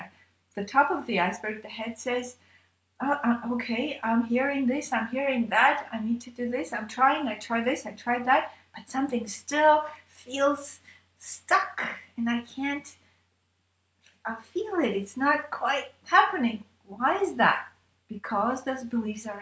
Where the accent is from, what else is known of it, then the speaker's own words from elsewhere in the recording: Armenia; I was born in Armenia